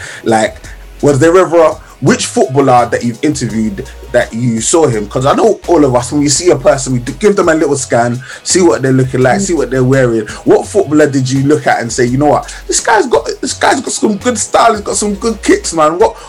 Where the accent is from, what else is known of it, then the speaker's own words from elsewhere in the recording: Ghana; Like, it's definitely, even as a Ghanaian, I can even admit that.